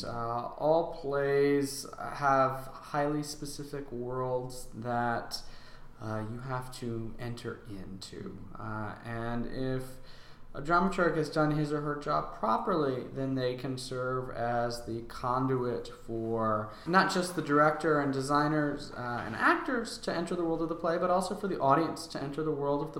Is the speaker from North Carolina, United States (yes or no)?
yes; Raleigh, North Carolina, United States; also born or lived in Cambridge, Massachusetts; So I am a Raleigh native